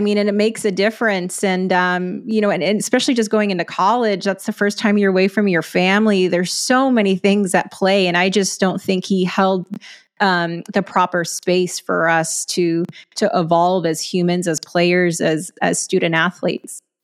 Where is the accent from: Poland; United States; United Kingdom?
United States; West Texas; I grew up in a smaller West Texas town.